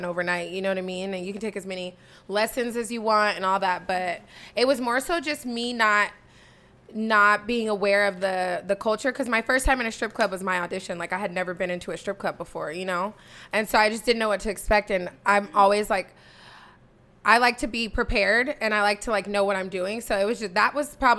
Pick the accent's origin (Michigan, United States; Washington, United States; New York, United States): Washington, United States; Tacoma; I'm from Tacoma, Washington, born and raised